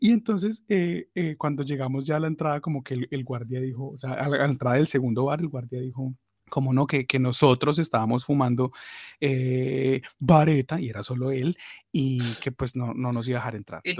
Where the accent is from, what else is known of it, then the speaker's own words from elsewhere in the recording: Cali, Valle del Cauca, Colombia; moved away; Para los que no saben cuál es mi ciudad, mi ciudad, mi ciudad es Cali